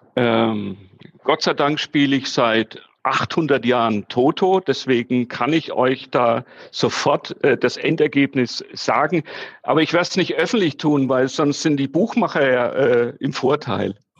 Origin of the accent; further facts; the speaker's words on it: Nuremberg, Bavaria, Germany; also born or lived in Fürth; ich bin im Nürnberger Westend groß geworden